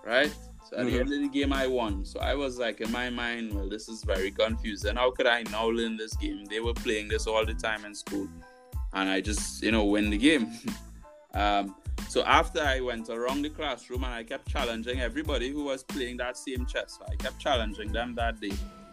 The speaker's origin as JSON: {"language": "English", "town": "Arima", "country": "Trinidad & Tobago", "said": "I'm from Arima"}